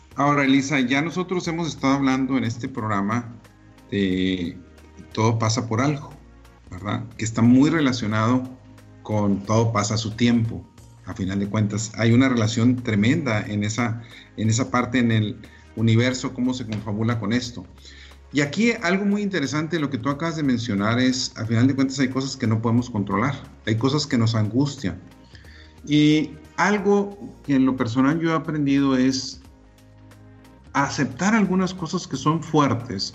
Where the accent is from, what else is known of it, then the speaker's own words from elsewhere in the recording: Delicias, Chihuahua, Mexico; moved away; also born or lived in Monterrey; teníamos un viaje a la famosa ciudad de Delicia, Chihuahua, ¿verdad? Y íbamos a mi tierra